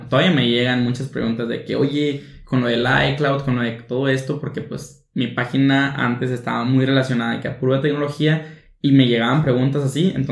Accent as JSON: {"language": "Spanish", "country": "Mexico", "said": "cómo invertir en la bolsa siendo mexicano, porque pues siendo mexicano es una cosa, estando en el territorio"}